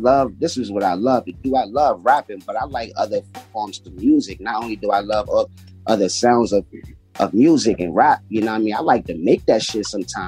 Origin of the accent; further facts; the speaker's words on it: Washington, District of Columbia, United States; I'm from D.C. I'm from Washington, D.C. You know, born and raised